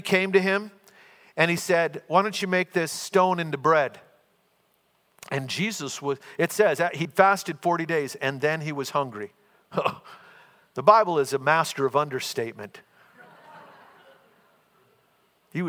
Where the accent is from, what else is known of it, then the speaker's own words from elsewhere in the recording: Minnesota, United States; We're both from Minnesota